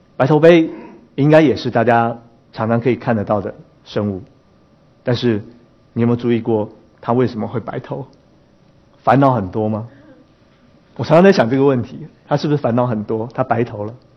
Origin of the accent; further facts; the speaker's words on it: Taipei, Taiwan; 其实我是一个在台湾，台北市里面长大的孩子